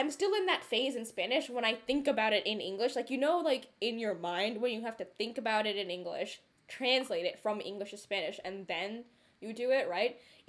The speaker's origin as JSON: {"language": "English", "country": "India", "first_language": "Telugu", "second_language": "English", "said": "so my mother tongue is Telugu, right? And, like, yes, I can speak and understand it. Can I read it? No. Can I write it? No."}